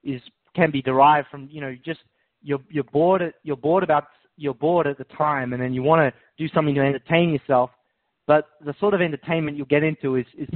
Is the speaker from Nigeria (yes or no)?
no; Scotland, United Kingdom; Well, apparently I'm a Scottish Jew.